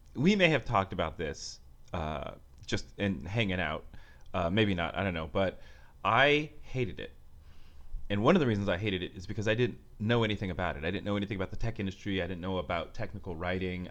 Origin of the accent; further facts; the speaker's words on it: Bay Area, California, United States; moved away as an adult; also born or lived in San Francisco / New York; now in Los Angeles, United States; I'm from the Bay Area.